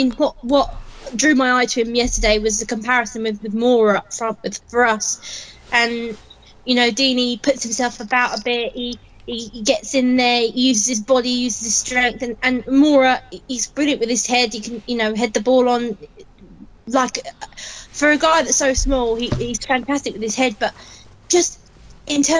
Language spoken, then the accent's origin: English; Watford, East of England, United Kingdom; Watford's my hometown